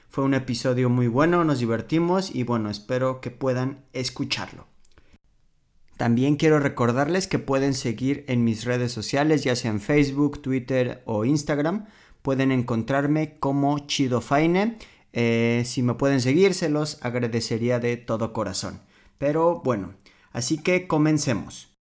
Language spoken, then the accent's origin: Spanish; Mexico City, Mexico; moved away as an adult; now in Poland; mi ciudad natal